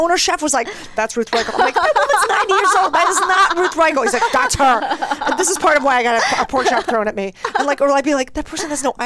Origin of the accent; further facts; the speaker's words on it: Philadelphia, Pennsylvania, United States; moved away; I'm from Philadelphia